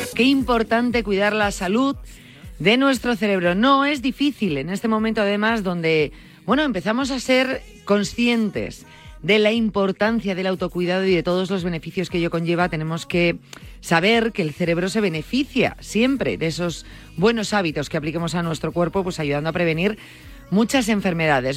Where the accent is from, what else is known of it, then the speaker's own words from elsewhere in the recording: Galicia, Spain; digo como una gallega